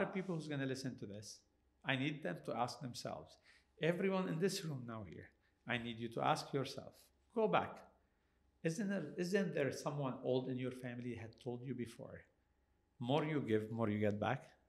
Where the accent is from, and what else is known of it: Canada